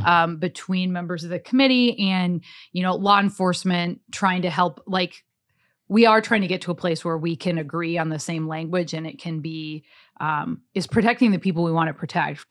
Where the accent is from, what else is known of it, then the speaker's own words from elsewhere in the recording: Cass Lake, Minnesota, United States; now in Roseville, United States; I grew up in Cass Lake, you know, really small town